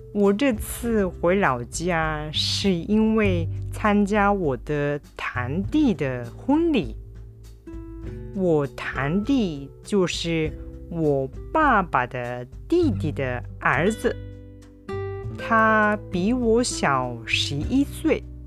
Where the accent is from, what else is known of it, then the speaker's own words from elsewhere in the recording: Japan; now in Kobe, Japan; 私の生まれた町はとっても小さい町